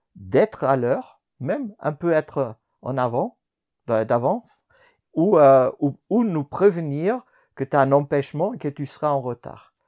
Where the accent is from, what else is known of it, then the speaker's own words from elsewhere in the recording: Germany; also born or lived in France; now in Switzerland; je suis né en Allemagne